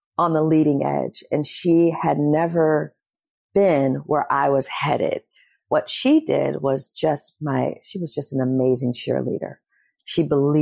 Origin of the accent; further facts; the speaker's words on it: Detroit, Michigan, United States; moved away; also born or lived in Los Angeles; I come from two hustlers from Detroit, Michigan